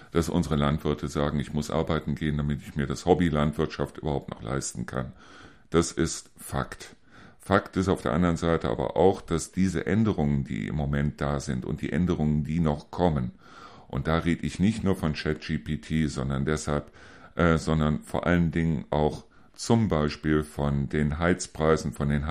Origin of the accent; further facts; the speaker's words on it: Neuss, North Rhine-Westphalia, Germany; Ich persönlich komme aus Neuss, ich komme aus Neuss-Reuschenberg.